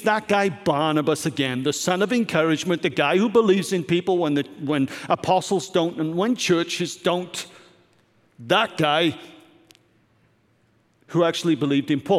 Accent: Wales, United Kingdom; Growing up in Wales, as I did as a teen

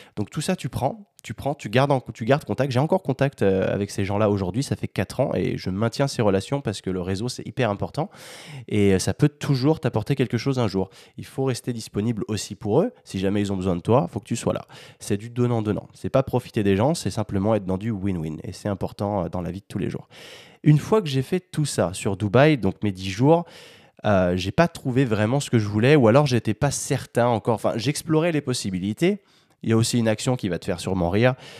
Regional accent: France; Je suis français

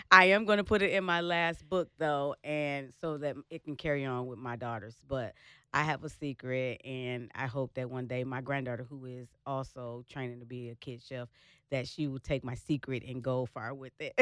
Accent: Michigan, United States; now in Dallas, United States; I'm originally from Michigan

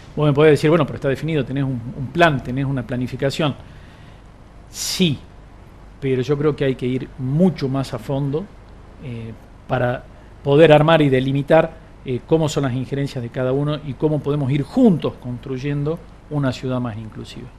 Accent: Argentina

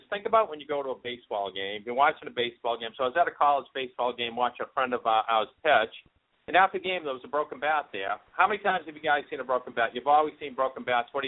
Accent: Boston, Massachusetts, United States; accent: thick Boston; I'm from Boston, so I apologize up front if uh, I have that thick Boston accent.

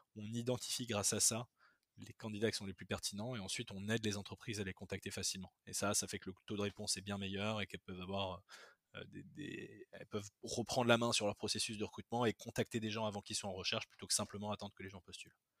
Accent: Bordeaux, Nouvelle-Aquitaine, France; moved away as an adult; also born or lived in Madagascar / Toulouse / Paris; je suis né à Bordeaux, j'ai grandi une partie de ma vie à Bordeaux. Ensuite, j'ai vécu à Madagascar quand j'étais petit, de 4 à 8 ans.

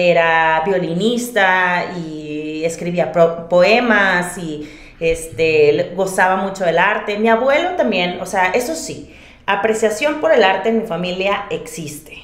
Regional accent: Monterrey, Nuevo León, Mexico; accent: regio; moved away as an adult; now in Mexico City, Mexico; Monterrey, yo soy de Monterrey, este, y si no se nota por el acento

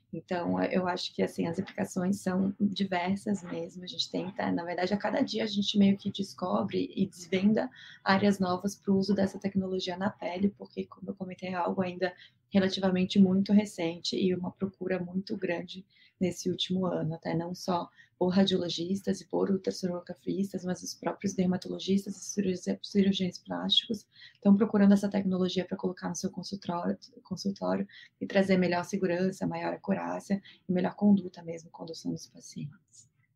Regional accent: Florianópolis, Santa Catarina, Brazil; moved away as an adult; now in São Paulo, Brazil; Eu não sou de São Paulo, estou aqui há oito anos, minha família é toda é de Florianópolis

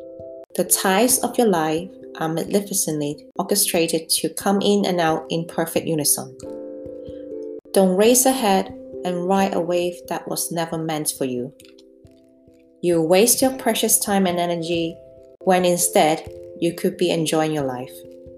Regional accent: Hong Kong; English is a second language; also born or lived in England; now in Denmark; Of course I speak Cantonese. I'm from Hong Kong.

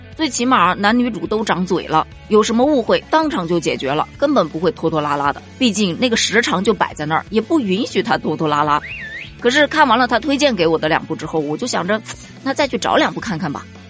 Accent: area of Chu opera, Hubei, China; 它是用的咱们地方的方言

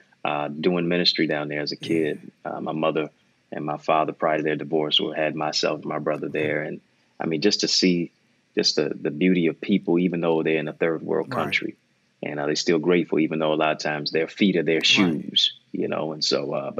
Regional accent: Detroit, Michigan, United States; also born or lived in Kingston, Jamaica; my hometown is Motown, Detroit, East Side

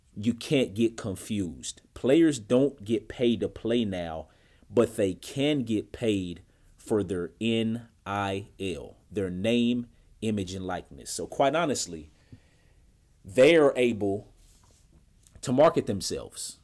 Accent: Indianapolis, Indiana, United States; moved away; my hometown of Indianapolis, Indiana

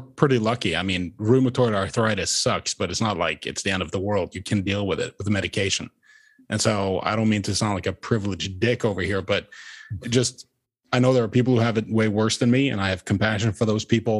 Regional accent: Norway; moved away; I am not an American citizen. I am originally from Norway

